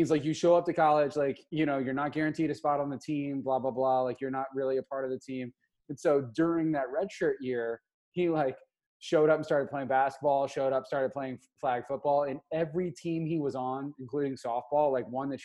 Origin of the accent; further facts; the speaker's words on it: Missouri, United States; I grew up in Missouri